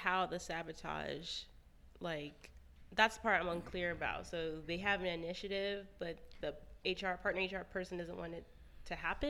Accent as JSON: {"language": "English", "region": "Florida", "country": "United States", "said": "As you guys know, well, you may not know, I'm originally from Florida."}